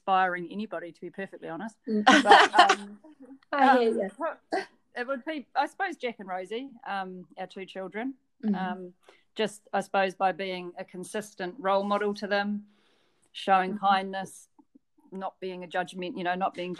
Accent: Christchurch, Canterbury, New Zealand; also born or lived in Waimate, New Zealand; But I grew up in Christchurch. So I think we moved to Christchurch when I was one or thereabouts. And so I've lived in Christchurch my whole life, basically

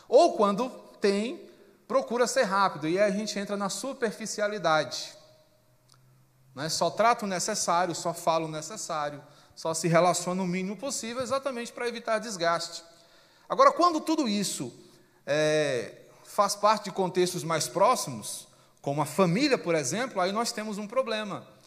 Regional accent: Brazil; porque somos brasileiros

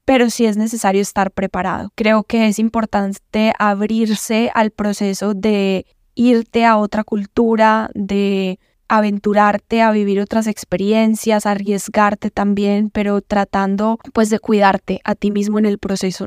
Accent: Medellín, Antioquia, Colombia; accent: paisa; moved away as an adult; also born or lived in Mexico; now in United States; Yo soy de Medellín, de Colombia, súper orgullosa de ser colombiana, de ser de Medellín, paisa como le dicen. Y nada, crecí en una familia muy unida

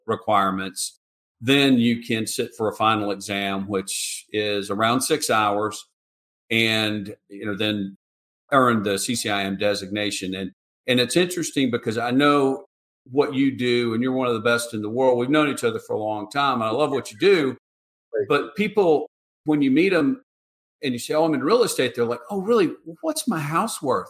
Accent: Atlanta, Georgia, United States; moved away as an adult; now in Charleston, United States; I grew up in Atlanta and in a real estate family

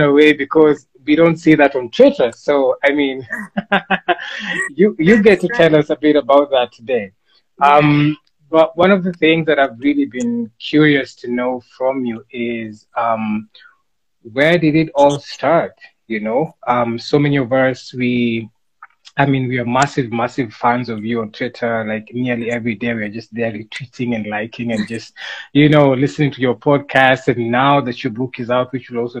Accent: Kenya; I'm African, I'm Kenyan, we speak Swahili here

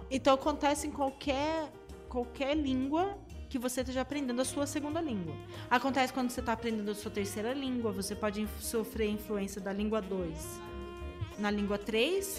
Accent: Brazil; accent: Brazilian; eu sou brasileira e tenho sotaque brasileiro

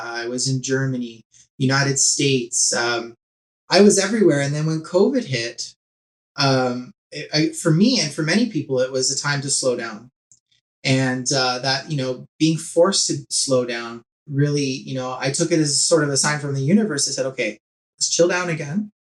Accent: Whitby, Ontario, Canada; I grew up in Whitby, Ontario

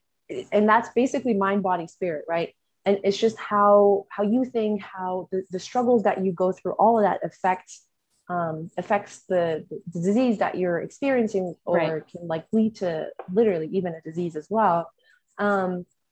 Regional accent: Texas, United States; I'm from Texas.

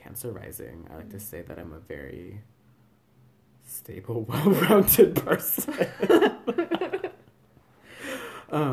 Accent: Northern California, United States; now in Burlington, United States; I'm from California

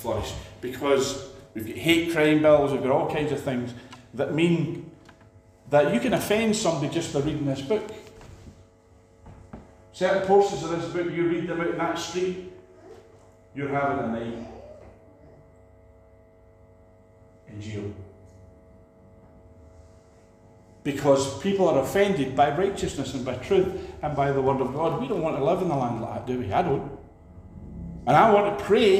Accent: Scotland, United Kingdom; we're down from Scotland

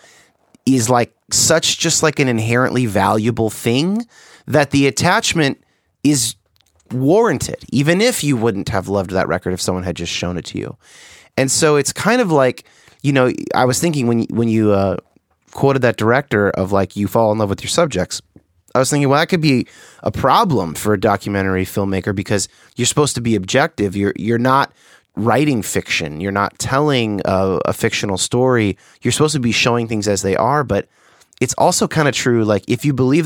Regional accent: California, United States; now in Seattle, United States; I'm from California.

